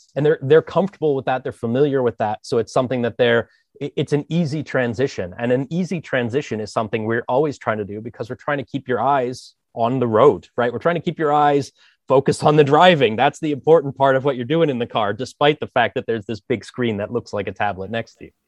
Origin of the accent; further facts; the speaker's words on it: Philadelphia, Pennsylvania, United States; moved away as an adult; now in Amsterdam, Netherlands; I'm American. I'm from Philly. So, uh, you know, I spent a long time there living in the Philadelphia area